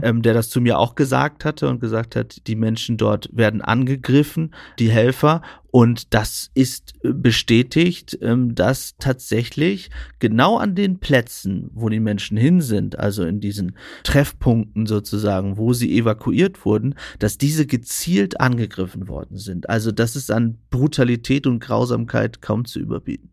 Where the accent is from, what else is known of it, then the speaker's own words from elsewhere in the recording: East Frisia, Lower Saxony, Germany; Ich als Ostfriese, mhm. der immer an einem ostfriesischen Kanal langgefahren ist